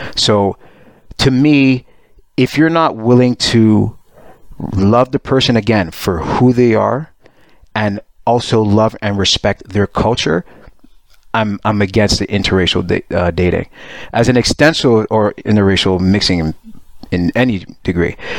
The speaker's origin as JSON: {"language": "English", "town": "Montreal", "region": "Quebec", "country": "Canada", "tie": "born or raised there", "also_born_or_lived": "Pickering, Ontario", "moved": "yes", "said": "I'm born in Montreal. I moved to Pickering, which is a suburb."}